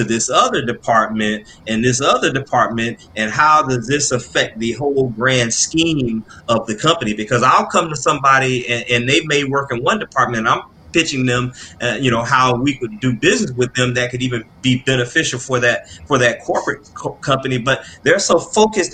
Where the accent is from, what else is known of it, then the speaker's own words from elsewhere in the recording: Florida, United States; moved away as an adult; also born or lived in New York; now in Atlanta, United States; I'm born and raised in Florida